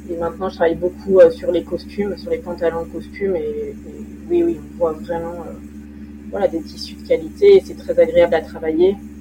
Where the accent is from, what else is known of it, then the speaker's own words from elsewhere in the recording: Lyon region, Auvergne-Rhône-Alpes, France; mes parents habitaient dans la région lyonnaise et j'ai fait mes études là-bas